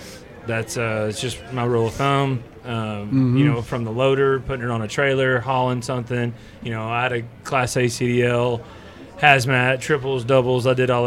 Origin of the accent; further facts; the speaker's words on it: Henrietta, Texas, United States; I'm actually from Henrietta, Texas.